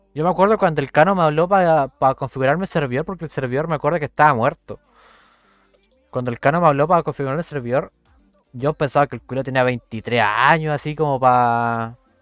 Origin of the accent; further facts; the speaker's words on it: Puerto Montt, Los Lagos, Chile; Yo soy de Puerto Montt